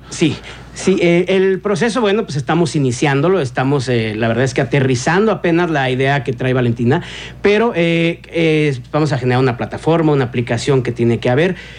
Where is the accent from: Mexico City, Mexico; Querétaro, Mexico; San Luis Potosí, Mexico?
Querétaro, Mexico; Somos queretanos